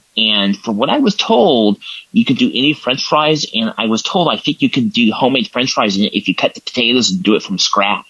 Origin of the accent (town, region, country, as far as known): Templeton, California, United States